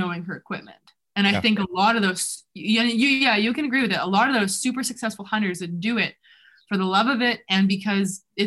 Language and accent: English; Canada; also born or lived in New Zealand; growing up in Canada